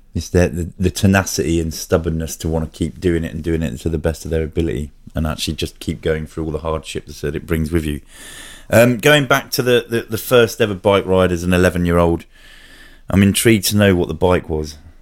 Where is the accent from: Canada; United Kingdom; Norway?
United Kingdom; Bedfordshire, East of England; I grew up sort of in Bedfordshire